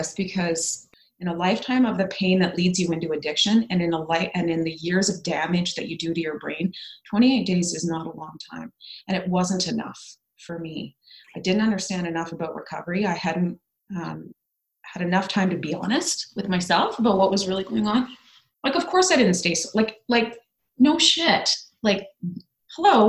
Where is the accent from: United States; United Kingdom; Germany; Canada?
Canada; Ottawa, Ontario; moved away as an adult; my hometown of Ottawa